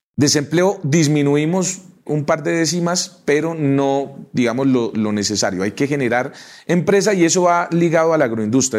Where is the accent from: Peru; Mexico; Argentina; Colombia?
Colombia; Socha, Boyacá; Socha, mi pueblo